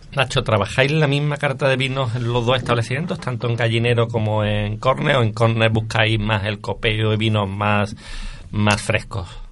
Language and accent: Spanish; Córdoba, Andalusia, Spain; yo evidentemente como cordobés que soy, eh, siempre íbamos de pequeñito a veranear a Fongirola